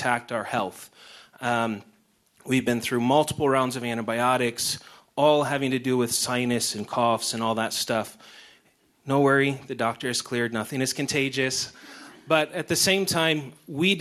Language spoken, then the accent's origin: English; Lansing, Michigan, United States; moved away; I'm from Lansing, Michigan in the United States